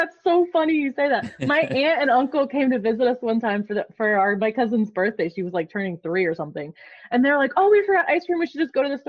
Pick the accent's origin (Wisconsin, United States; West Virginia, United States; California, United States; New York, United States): West Virginia, United States; accent: country accent; moved away as an adult; also born or lived in South Florida; now in Texas, United States; South Florida for a while. Now I'm in Texas. If we're talking like unique hometowns, I grew up in a tiny, tiny, tiny, tiny town in West Virginia that currently you cannot have cell phone service or Wi-Fi in.